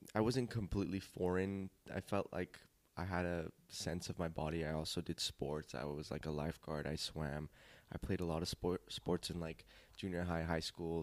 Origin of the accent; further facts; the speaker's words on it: Glendale, California, United States; also born or lived in North Hollywood; I was born in North Hollywood, raised in Glendale.